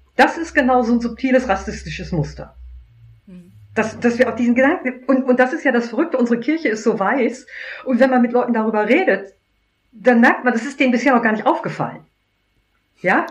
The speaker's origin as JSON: {"language": "German", "country": "Germany", "said": "meine Identität als Christ so, so an meinem Deutschsein hängt"}